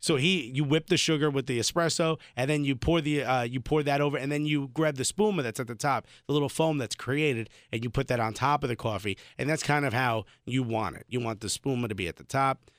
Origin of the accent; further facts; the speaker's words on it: Newark, New Jersey, United States; moved away as an adult; now in New York, United States; I grew up in Newark.